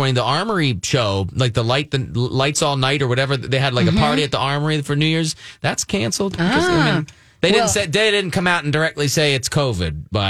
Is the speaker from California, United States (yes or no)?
no; Pennsylvania, United States; where I'm from in Pennsylvania, it's Pennsylvania Dutch influence or whatever.